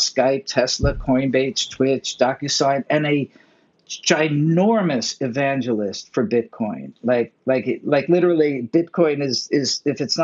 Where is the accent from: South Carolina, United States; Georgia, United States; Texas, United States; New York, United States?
New York, United States; I'm a New Yorker